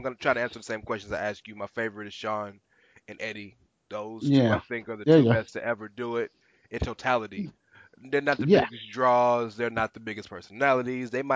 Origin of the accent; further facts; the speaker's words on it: Houston, Texas, United States; I'm from the South, and I'm from Houston, Texas